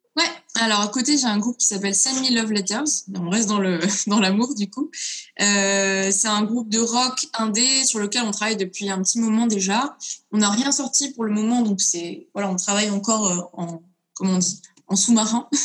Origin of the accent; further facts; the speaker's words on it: Lyon, Auvergne-Rhône-Alpes, France; je viens de Lyon